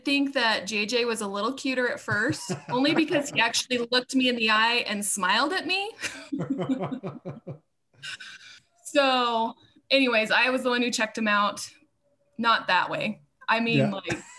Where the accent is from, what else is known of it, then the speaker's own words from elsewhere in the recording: Idaho, United States; born there; now in Laramie, United States; I was born in Idaho, and I have four siblings. I'm the oldest of the siblings. I have two sisters and a brother. I grew up in all kinds of places. I moved around a bunch growing up.